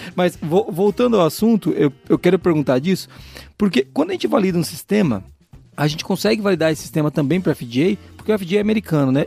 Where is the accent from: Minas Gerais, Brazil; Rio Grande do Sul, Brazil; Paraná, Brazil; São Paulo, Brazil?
Paraná, Brazil; Foz do Iguaçu; accent: caipira; Eu sou de Foz do Iguaçu